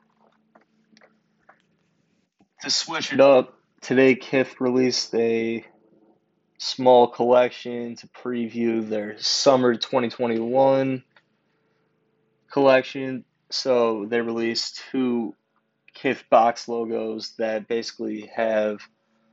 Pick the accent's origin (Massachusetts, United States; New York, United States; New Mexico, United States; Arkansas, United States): New York, United States; I'm from New York. That's pretty much like a prototypical type of style that we got out here